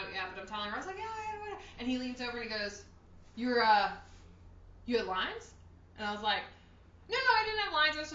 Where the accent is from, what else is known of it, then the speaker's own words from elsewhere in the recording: Paterson, New Jersey, United States; also born or lived in Stamford, New York; We're from Paterson, New Jersey